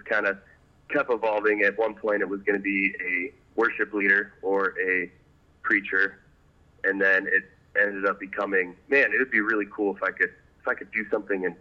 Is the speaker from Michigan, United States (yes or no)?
yes; Traverse City, Michigan, United States; I grew up in Traverse City, Michigan with my adoptive family.